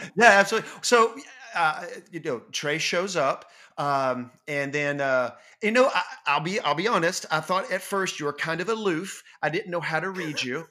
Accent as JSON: {"language": "English", "region": "North Georgia", "country": "United States", "tie": "born or raised there", "also_born_or_lived": "Livingston, Tennessee", "moved": "as an adult", "lives_now": "Chattanooga, United States", "said": "I grew up in North Georgia."}